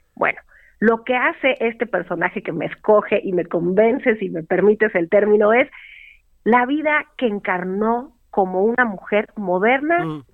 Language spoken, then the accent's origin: Spanish; Mexico; somos los mexicanos